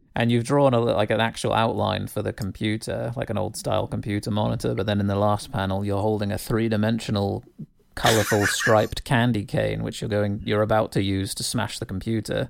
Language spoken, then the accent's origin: English; United Kingdom; growing up in Britain